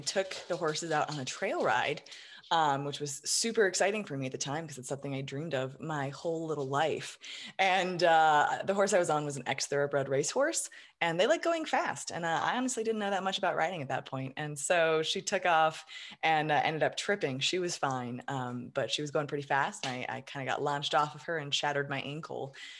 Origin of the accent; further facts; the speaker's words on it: Colorado Springs, Colorado, United States; Colorado Springs.